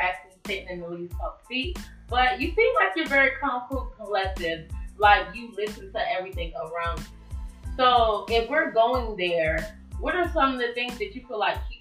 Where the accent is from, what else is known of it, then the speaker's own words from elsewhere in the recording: Norfolk, Virginia, United States; moved away as an adult; now in Hampton, United States; I'm actually from Norfolk as well. I just moved over to Hampton like a month ago